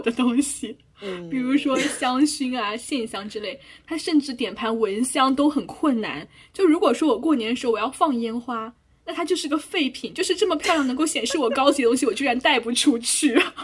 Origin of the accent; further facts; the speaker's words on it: China; 我们这种身为中国人的使命感